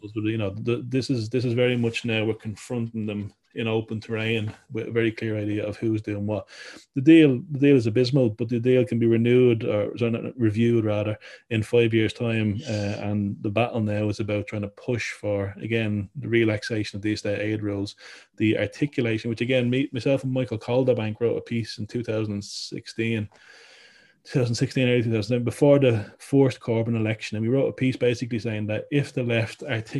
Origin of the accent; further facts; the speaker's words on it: Ireland; now in Wales, United Kingdom; I grew up in Ireland